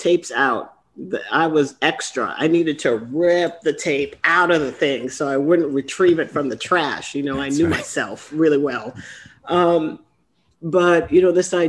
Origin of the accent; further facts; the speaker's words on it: Trinidad & Tobago; I grew up in Trinidad